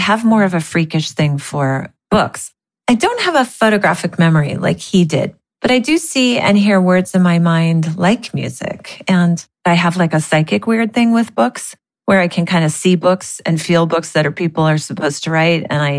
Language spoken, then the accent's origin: English; Los Altos, California, United States; I grew up in Los Altos. Even though my parents were middle class, I had a beautiful upbringing.